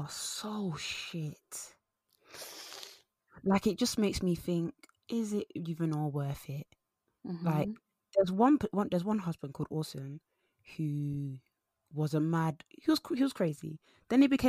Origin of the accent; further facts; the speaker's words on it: Nigeria; now in United Kingdom; I'm Nigerian